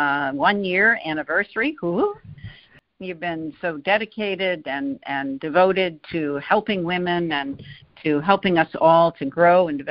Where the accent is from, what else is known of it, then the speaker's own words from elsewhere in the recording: Greenwich, Connecticut, United States; I grew up in Greenwich, Connecticut, and I have two brothers and a sister